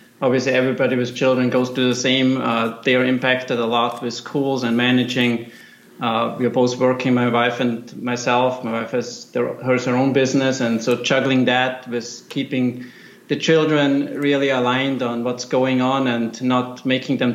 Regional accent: Austria; moved away as an adult; now in Cincinnati, United States; I'm originally from Austria, so grew up mountain biking and skiing.

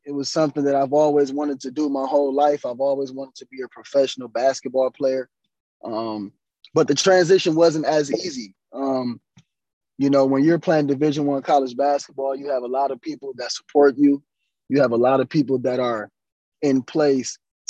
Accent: Cleveland, Ohio, United States; also born or lived in Stony Brook, New York; I'm from Cleveland, Ohio

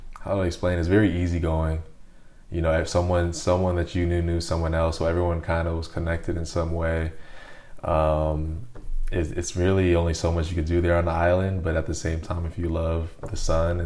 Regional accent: Honolulu, Hawaii, United States; moved away as an adult; now in Belgium; I grew up in Honolulu.

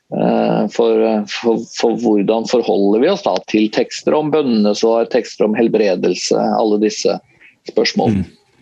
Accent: Tønsberg, Vestfold, Norway; moved away as an adult; jeg er fra Tønsberg, sånn uh, opprinnelig i Vestfold, men har jo ikke bodd der siden jeg var ferdig på, på videregående

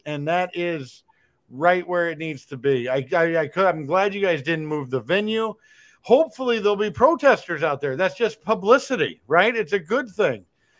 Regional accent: Kansas, United States; I'm from Kansas

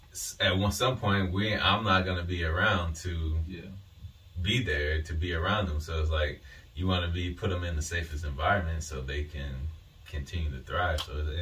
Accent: Chicago, Illinois, United States; I'm from Chicago, South Chicago too.

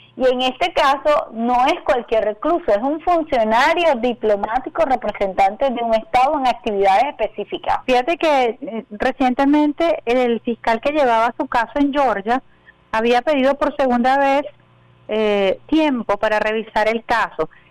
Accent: Venezuela; como venezolana

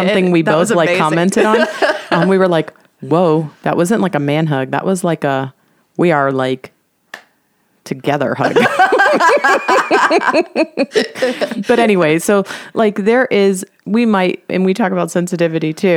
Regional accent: Miami, Florida, United States; moved away; I grew up in Miami and there, and the majority of folks are Latin.

